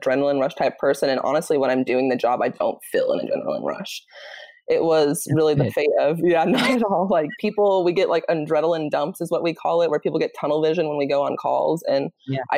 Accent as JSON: {"language": "English", "town": "Arvada", "region": "Colorado", "country": "United States", "tie": "born or raised there", "also_born_or_lived": "Kansas", "moved": "as an adult", "lives_now": "Austin, United States", "said": "I was born and raised in Arvada, Colorado, to a fairly traditional Italian family, single mom"}